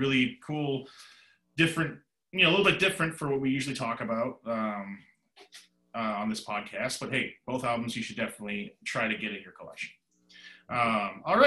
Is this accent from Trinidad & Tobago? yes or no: no; Vancouver, British Columbia, Canada; moved away; a place that I pretty much consider my hometown, Vancouver, British Columbia, Canada. I spent most of my life there